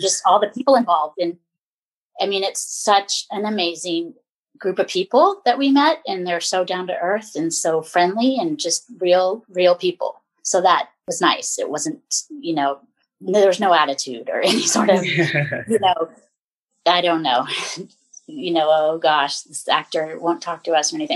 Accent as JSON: {"language": "English", "area": "Bay Area peninsula", "region": "Northern California", "country": "United States", "tie": "born or raised there", "also_born_or_lived": "San Diego, California", "said": "I was born and raised in Northern California"}